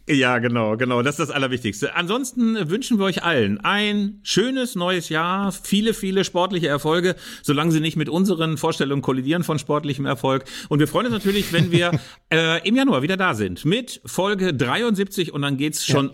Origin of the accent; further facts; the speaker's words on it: Germany; bei uns in Deutschland